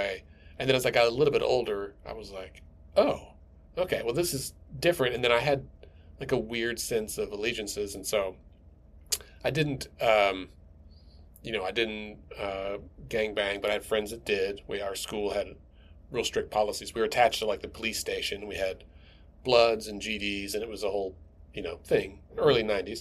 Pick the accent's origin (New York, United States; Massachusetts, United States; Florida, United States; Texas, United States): Texas, United States; also born or lived in Minnesota; now in Oklahoma City, United States; I grew up in Texas and for most of my childhood, and we lived in Minnesota for a few years